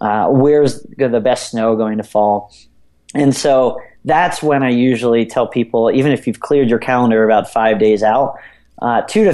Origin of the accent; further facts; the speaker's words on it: outside of Philadelphia, Pennsylvania, United States; I grew up outside of Philadelphia